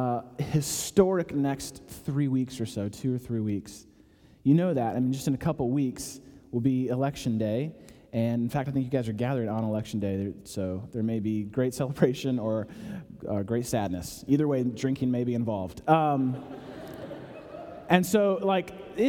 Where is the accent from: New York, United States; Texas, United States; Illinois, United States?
Illinois, United States; Chicago; now in Atlanta, United States; I'm from Chicago